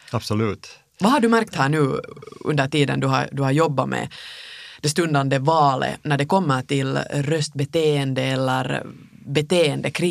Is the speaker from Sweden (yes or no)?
no; Finland; man säkert kanske som finländare ibland är lite, lite rädd